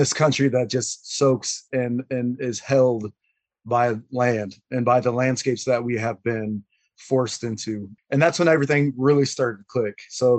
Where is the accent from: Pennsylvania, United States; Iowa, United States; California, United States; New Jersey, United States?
Iowa, United States; Des Moines; I'm from North Des Moines, and I always tell people North Des Moines is like a mini Queens. My high school, 40 or 50 languages spoke at the time, and it's extremely gray. And I grew up in a pretty low-income household at the apartments that I lived in on the north side